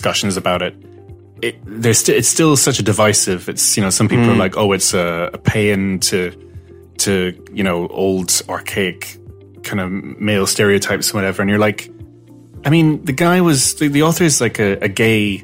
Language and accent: English; Malta; I'm half Maltese. I grew up in Malta